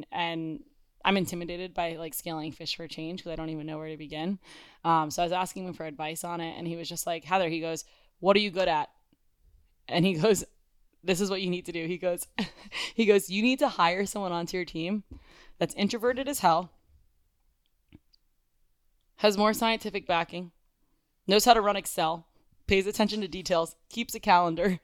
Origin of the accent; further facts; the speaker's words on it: Coral Springs, Florida, United States; Coral Springs. We're from mm-hmm. Coral Springs, Florida.